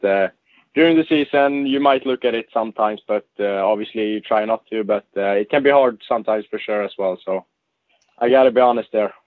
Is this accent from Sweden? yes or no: yes; Gothenburg, Västra Götaland, Sweden; now in Luleå, Sweden; in Gothenburg. Um I grew up there